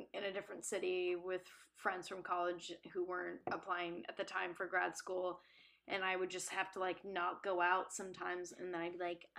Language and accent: English; West Coast, United States; we're all from the West Coast